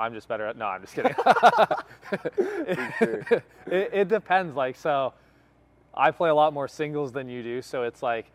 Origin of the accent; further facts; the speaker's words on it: Washington, United States; now in California, United States; I grew up in Washington, but I'm out in Cali now